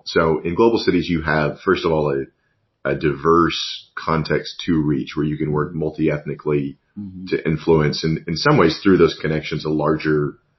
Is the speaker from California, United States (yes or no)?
no; Amarillo, Texas, United States; moved away; obviously I grew up in Amarillo. You've got a significant refugee population there. You've got a lot of Vietnamese immigrants. You've got a high Hispanic population.